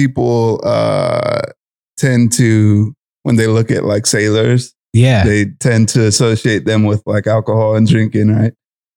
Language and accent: English; San Antonio, Texas, United States; moved away as an adult; now in Norfolk, United States; I'm 27. I'm originally from San Antonio, Texas, and I moved out to Norfolk, I want to say, 2014. I joined the Navy in June of 2014, and I got stationed in Norfolk, and been here ever since.